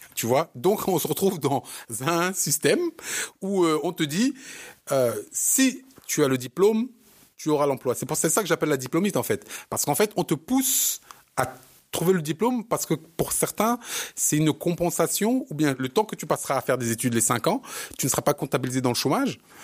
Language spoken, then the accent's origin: French; Bobigny, Île-de-France, France; On est tous de Bobigny